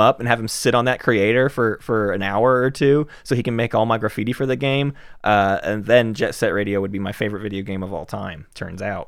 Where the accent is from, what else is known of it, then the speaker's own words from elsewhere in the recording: the South, United States; We're from the South